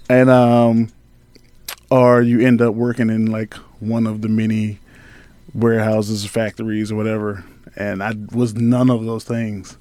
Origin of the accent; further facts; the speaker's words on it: Halifax County, Virginia, United States; moved away as an adult; also born or lived in Richmond, Virginia; I grew up in Halifax County